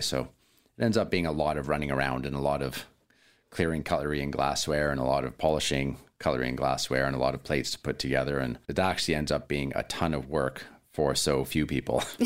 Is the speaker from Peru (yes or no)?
no; Williams Lake, British Columbia, Canada; also born or lived in Vancouver; now in Ucluelet, Canada; I was actually born in Williams Lake, BC